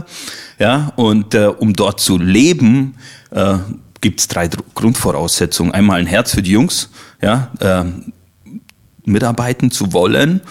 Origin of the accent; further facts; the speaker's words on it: Allgäu, Bavaria, Germany; moved away as an adult; now in Leipzig area, Germany; Ich komme aus dem Allgäu